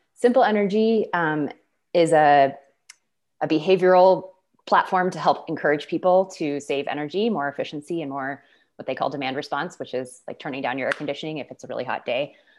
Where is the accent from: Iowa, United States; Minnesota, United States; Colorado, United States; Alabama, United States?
Colorado, United States; Boulder; I was born and raised in Boulder.